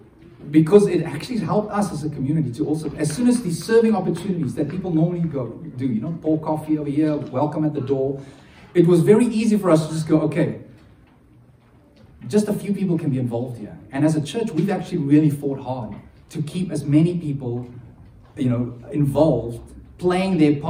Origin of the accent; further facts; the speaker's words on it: South Africa; being South African